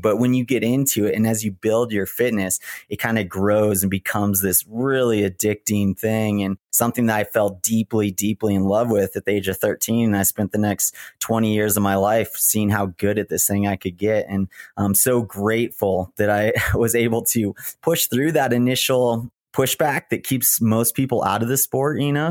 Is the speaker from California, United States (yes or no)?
yes; Big Bear, California, United States; moved away as an adult; I grew up in Big Bear